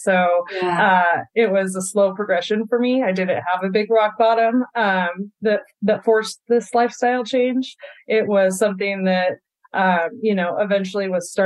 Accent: Vancouver, Washington, United States; I grew up in Vancouver, Washington, right here, outside of Portland, Oregon, and have spent my whole life here.

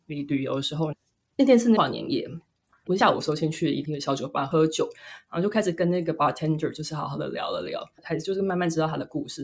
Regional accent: Taichung, Taiwan; 我是台中人

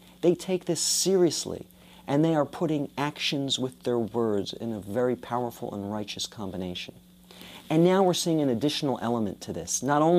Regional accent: United States; I've had the privilege of growing up in America. I've had the privilege of growing up in a country where I don't have to be ashamed of my Judaism.

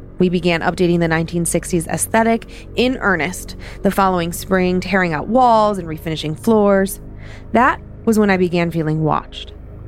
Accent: Wisconsin, United States; I'm from Wisconsin originally and spent some grad school years in Eastern Washington.

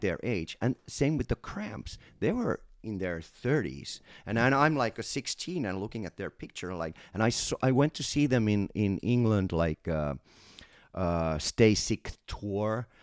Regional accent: Finland; I'm from Finland and, uh, um, our country is very Americanized

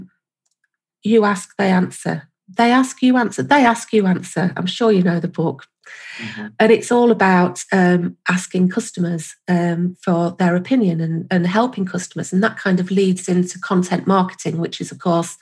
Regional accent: United Kingdom; I'm from the UK, as you might notice from my wonderful accent

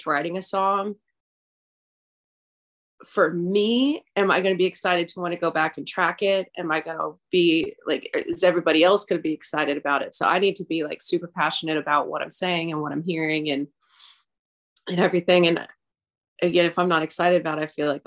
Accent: Nashville, Southern, United States; accent: Southern twang; I'll have like a little twang in some things that I say, because I am Southern. I've been in Nashville for 21 years, so sometimes my little accent will come out

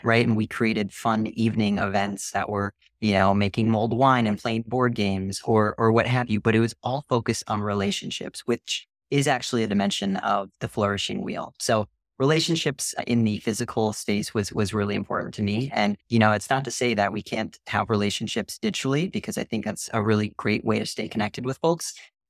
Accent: Minnesota, United States; And I'm from Minnesota originally. So I'm no stranger to winters.

